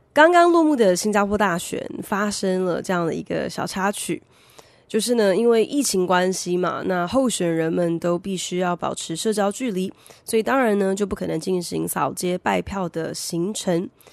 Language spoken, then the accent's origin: Chinese; Taiwan; 台湾早期，也就是我小时候开始在推动英语教育的时候